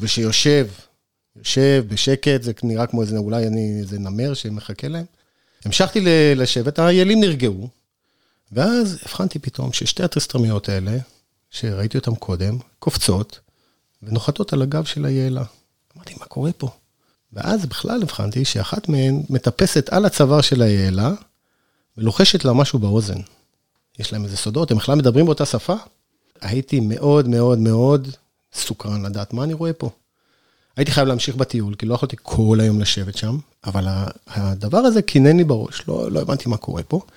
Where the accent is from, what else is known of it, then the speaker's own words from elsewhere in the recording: Northern Israel, Israel; now in Sde Boker, Israel; אני נולדתי בצפון בכלל